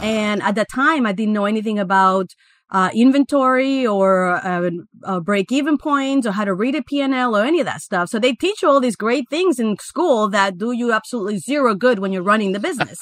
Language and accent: English; Guatemala; moved away as an adult; also born or lived in Miami, United States; I actually was born and raised in Guatemala, in Central America